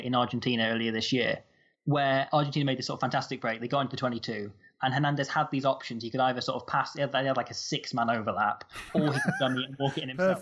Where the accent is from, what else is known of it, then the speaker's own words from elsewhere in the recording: Nottingham, East Midlands, United Kingdom; I grew up in Nottingham